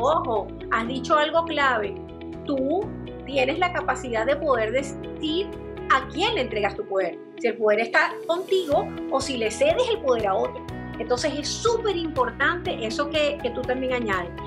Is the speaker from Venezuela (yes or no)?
yes; Venezuela; moved away as an adult; now in Chile; cuando yo salí de Venezuela